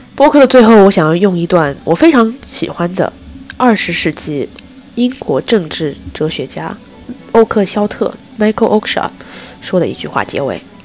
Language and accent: Chinese; China; 我们中国人还经历了这么多朝代